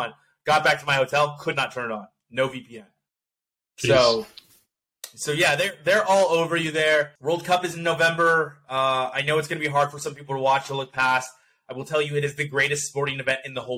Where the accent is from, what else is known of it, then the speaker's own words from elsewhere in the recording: United States; I'm American